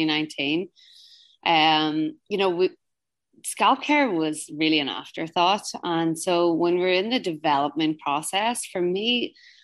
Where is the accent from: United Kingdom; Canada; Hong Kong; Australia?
United Kingdom; Northern Ireland; moved away as an adult; now in New York, United States; I'm originally from Northern Ireland